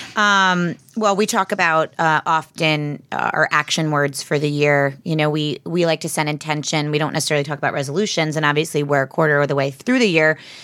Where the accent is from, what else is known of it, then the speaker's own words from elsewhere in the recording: Harrington Park, New Jersey, United States; We're in from Bergen County